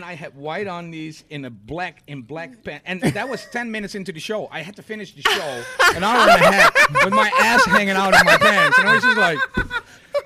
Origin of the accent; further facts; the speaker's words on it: Rotterdam, South Holland, Netherlands; I'm from Rotterdam